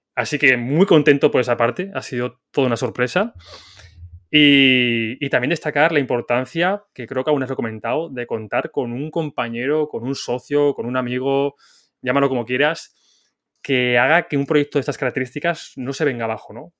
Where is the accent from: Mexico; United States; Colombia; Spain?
Spain; Zaragoza, Aragon; yo soy de Zaragoza